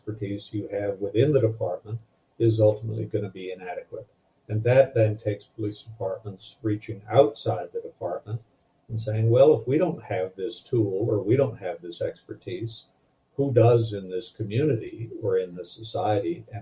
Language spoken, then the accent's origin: English; Madison, Wisconsin, United States; the city where I grew up in Madison, Wisconsin